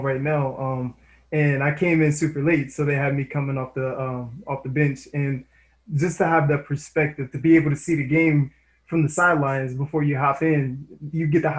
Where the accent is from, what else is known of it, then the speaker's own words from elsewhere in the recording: Indiana, United States; I'm from Indiana myself